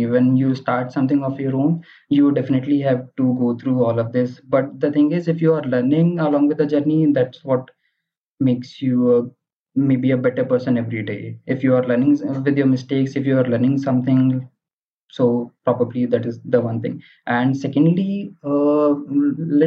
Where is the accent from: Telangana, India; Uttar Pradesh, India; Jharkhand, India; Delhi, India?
Uttar Pradesh, India; Ghaziabad; I am from Ghaziabad.